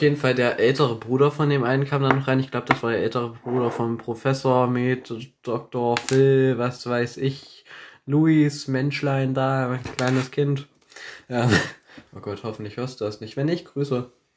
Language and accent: German; Thuringia, Germany; accent: Thuringian; bei uns auf dem Land stinkt es überall nach Scheiße und wir können kein Deutsch, wir können kein Hochdeutsch sprechen. Man hört uns un-, unseren Thüringer Akzent